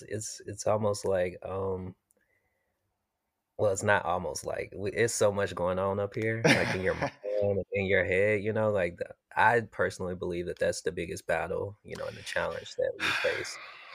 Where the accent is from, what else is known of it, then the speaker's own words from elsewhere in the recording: Jackson, Mississippi, United States; Originally, I'm from Jackson, Mississippi.